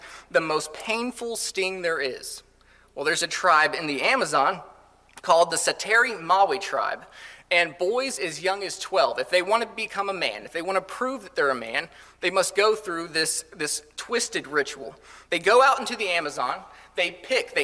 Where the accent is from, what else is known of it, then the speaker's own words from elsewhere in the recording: Colorado, United States; moved away; I grew up in Colorado for the most part